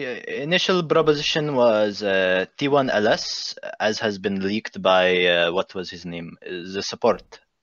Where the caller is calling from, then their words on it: Baghdad, Baghdad Governorate, Iraq; English is a second language; I'm coming Baghdad, Iraq.